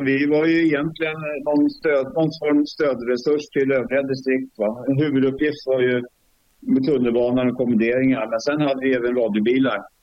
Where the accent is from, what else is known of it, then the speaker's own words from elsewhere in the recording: Stockholm, Stockholm County, Sweden; moved away as an adult; now in Sundsvall, Sweden; uppväxt i södra förorten i Stockholm.